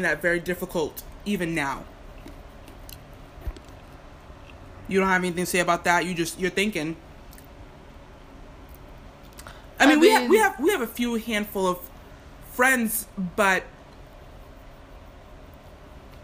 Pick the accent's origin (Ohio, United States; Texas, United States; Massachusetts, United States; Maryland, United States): Massachusetts, United States; Boston; We're from Boston.